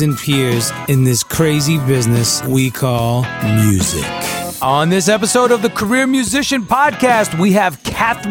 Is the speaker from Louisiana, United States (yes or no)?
no; New York, United States; born in New York